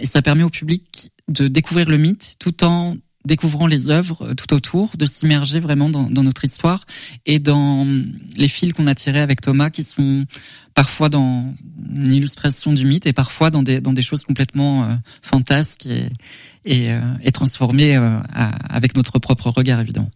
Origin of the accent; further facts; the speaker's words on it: Sologne, Centre-Val de Loire, France; j'ai grandi en Sologne, j'ai eu beaucoup de taxidermie en décoration à la maison quand j'étais petit